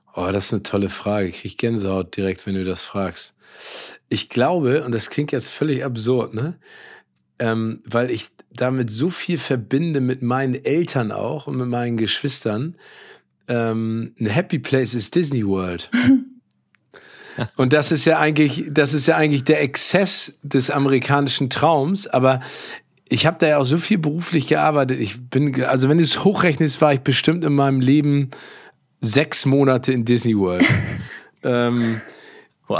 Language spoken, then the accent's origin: German; Hamburg, Germany; born or raised there